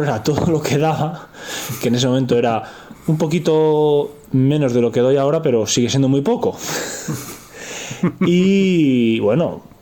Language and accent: Spanish; Madrid, Community of Madrid, Spain; also born or lived in Soria; yo soy un chaval de Madrid